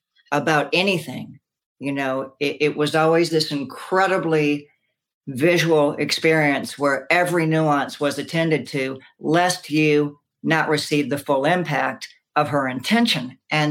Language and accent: English; the South, United States; I was influenced dramatically by growing up in the South